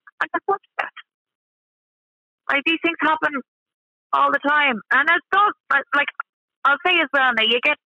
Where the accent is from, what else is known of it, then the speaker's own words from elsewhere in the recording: Ashbourne, North Dublin, Leinster, Ireland; I'm from North Dublin myself. I know the whole of North Dublin, like the back of my hand. I grew up in Ashburn.